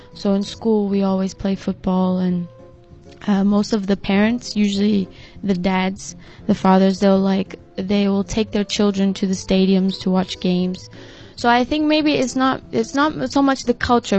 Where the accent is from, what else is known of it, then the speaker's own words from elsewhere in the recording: Belo Horizonte, Minas Gerais, Brazil; moved away; in my hometown, Belo Horizonte